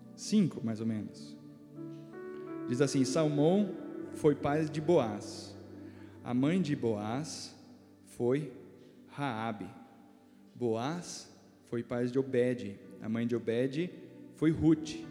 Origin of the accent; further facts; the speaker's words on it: Brazil; nós como brasileiros